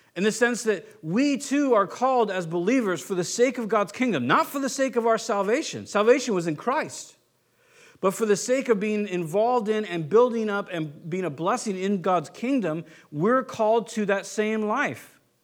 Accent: Southern California, United States; moved away; I was born and raised in SoCal

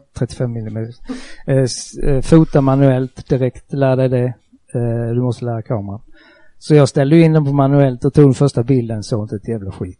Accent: Markaryd, Kronoberg County, Sweden; accent: southwestern Småland dialect near Skåne and Halland; Jag sitter hemma i Markaryd, en eh, liten ort i sydvästra Småland. Eh, väldigt nära Skåne, väldigt nära Halland, därav denna dialekt

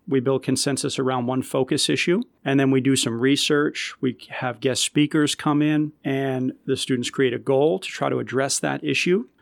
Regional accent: Malden, Massachusetts, United States; I grew up in Malden, so, you know, a pretty diverse community

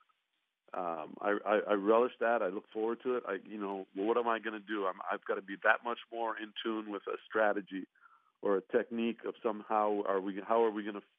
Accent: Toronto, Ontario, Canada; moved away as an adult; also born or lived in Portland / Phoenix / Charlotte; it's where I was from

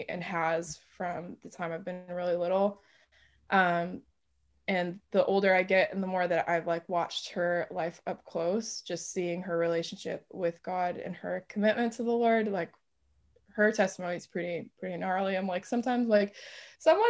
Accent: Dearborn, Michigan, United States; I'm from Dearborn, Michigan originally

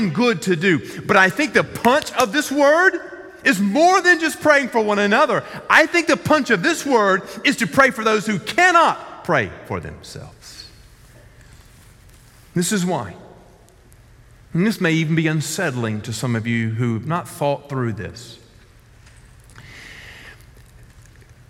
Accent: the South, United States; I grew up in the South

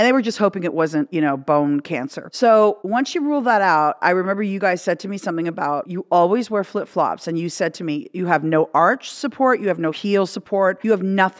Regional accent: Canada; now in United States; we're both Canadian and we both grew up on the donuts

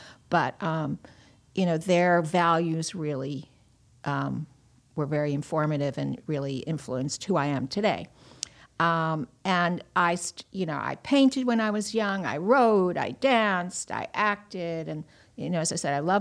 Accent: Roslyn Heights, New York, United States; I was born on Long Island, Roslyn Heights, upper middle class Jewish family

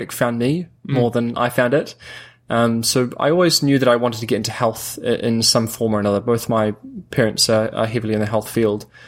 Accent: Christchurch, Canterbury, New Zealand; moved away as an adult; now in Auckland, New Zealand; stay in Christchurch, my hometown

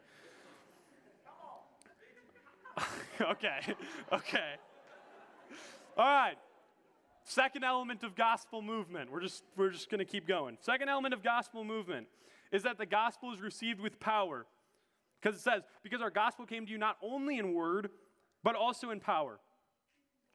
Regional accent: Minnesota, United States; I'm a Minnesotan

